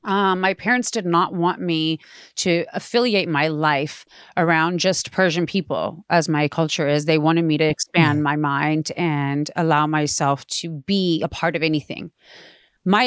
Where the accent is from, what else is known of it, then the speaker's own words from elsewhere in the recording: Playa del Rey, California, United States; also born or lived in Palos Verdes; I grew up in Playa del Rey and Palos Verdes. I lived in Playa del Rey for a few years, and then my parents moved to Palos Verdes, and they still have a house out there.